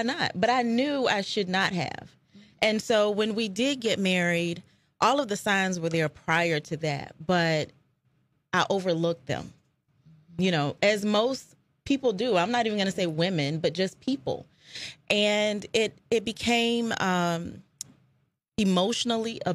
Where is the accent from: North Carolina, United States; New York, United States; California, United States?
North Carolina, United States; Fayetteville; moved away as an adult; also born or lived in Charlotte, North Carolina; now in Richmond, United States; I'm from Fayetteville, North Carolina